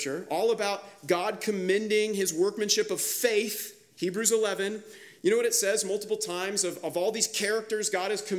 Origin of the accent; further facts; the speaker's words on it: Kansas, United States; now in Charlotte, United States; I grew up in Kansas